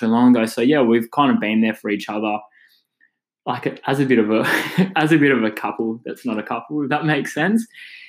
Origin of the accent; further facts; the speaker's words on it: Perth, Western Australia, Australia; we're from Perth